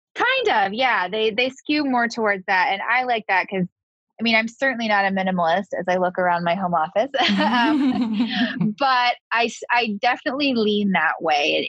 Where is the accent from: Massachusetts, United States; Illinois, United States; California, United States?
California, United States; Southern; also born or lived in East Coast; I'm a Californian girl. I grew up in Southern California, so California is sort of what I'm used